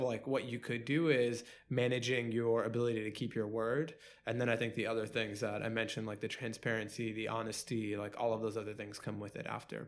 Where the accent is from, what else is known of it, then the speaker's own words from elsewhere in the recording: New York City, New York, United States; born and raised in Queens.